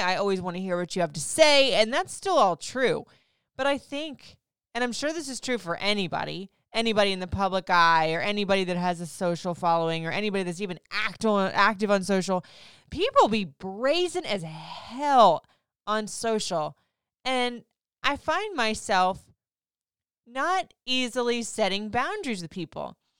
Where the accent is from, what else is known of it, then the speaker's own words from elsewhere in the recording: Florida, United States; moved away; I grew up in Florida